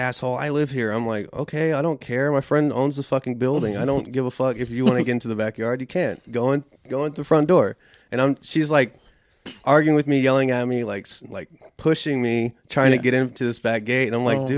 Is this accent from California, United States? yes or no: no; Houston, Texas, United States; we come from Alief